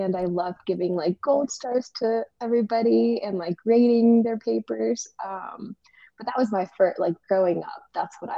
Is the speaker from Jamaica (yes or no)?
no; Colombia; moved away as an adult; now in Virginia, United States; I am originally from Colombia, South America